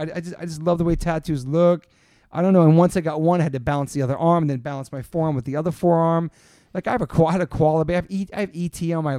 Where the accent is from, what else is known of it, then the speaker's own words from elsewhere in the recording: Newport, Rhode Island, United States; also born or lived in Southern Maryland; now in New York, United States; I moved to New York from Southern Maryland. I'd gone to shows in Washington, D.C., and saw some of the greatest concerts. And before that, lived in Newport, Rhode Island, where I grew up